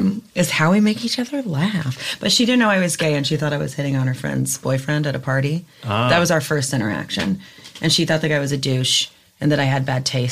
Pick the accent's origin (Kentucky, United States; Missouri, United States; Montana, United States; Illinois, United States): Kentucky, United States; moved away; also born or lived in New York; I was raised by evangelicals in Kentucky and sang in my parents' worship band in a megachurch.